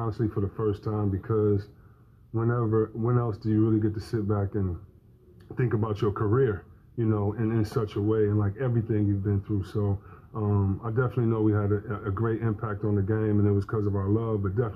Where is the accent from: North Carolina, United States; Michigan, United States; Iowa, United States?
Michigan, United States; Detroit; growing up in Detroit with Derek Coleman, Steve Smith, Doug Smith, Victor Alexander, the big guys